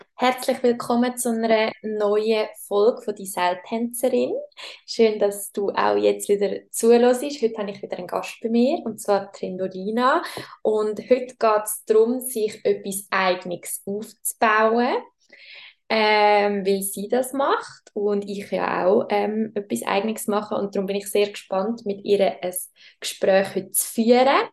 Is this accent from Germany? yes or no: no; Schwyz, Switzerland; wir sind aber beide im Kanton Schweiz aufgewachsen